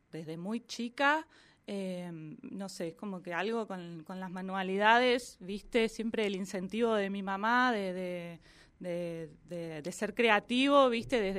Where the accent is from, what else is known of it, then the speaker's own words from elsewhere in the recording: Viedma, Río Negro, Argentina; also born or lived in Bahía Blanca; vivimos en Bahía Blanca mientras él estudiaba, terminaba sus últimas materias, pero somos de Viedma.